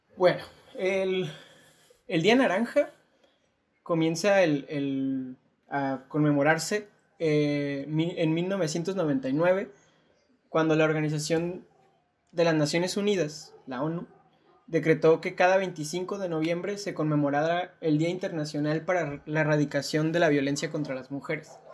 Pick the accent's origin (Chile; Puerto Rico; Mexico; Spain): Mexico; nuestro contexto como mexicanos, mexicanas